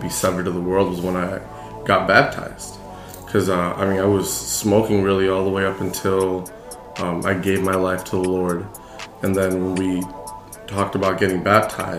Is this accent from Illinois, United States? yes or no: yes; Champaign, Illinois, United States; I grew up in Champaign, Illinois for my whole life.